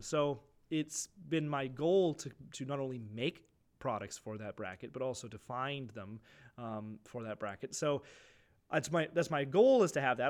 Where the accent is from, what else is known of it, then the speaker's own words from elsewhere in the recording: Clinton, Ontario, Canada; when we grew up in Clinton, you could get anything